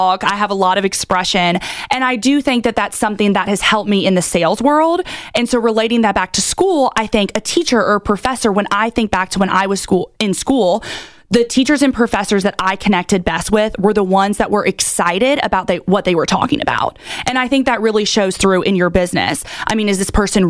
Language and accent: English; Augusta, Georgia, United States; now in Charleston, United States; I'm from Augusta, Georgia